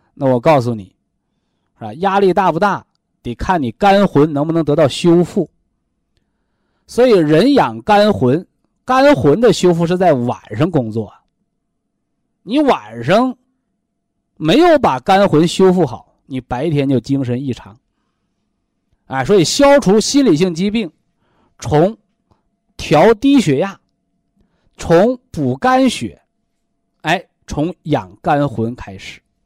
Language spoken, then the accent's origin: Chinese; China; 我们中国人说叫三魂七魄